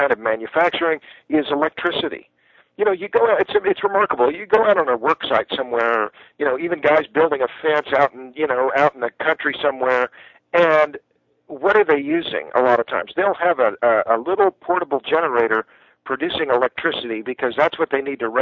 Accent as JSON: {"language": "English", "town": "Tulsa", "region": "Oklahoma", "country": "United States", "tie": "born or raised there", "moved": "yes", "lives_now": "Austin, United States", "said": "I grew up in Tulsa"}